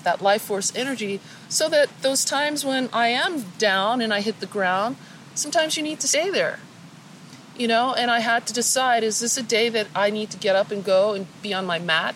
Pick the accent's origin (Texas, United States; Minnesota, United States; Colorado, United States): Colorado, United States; Denver; moved away as an adult; also born or lived in California; I grew up in Denver, Colorado.